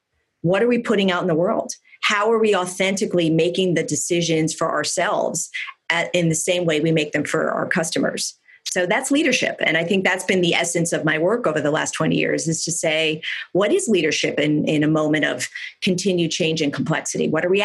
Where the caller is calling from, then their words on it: California, United States; I mean, I'm calling in from Silicon Valley. Our fire season is far from done. We've just had two of the biggest fires in the state's history.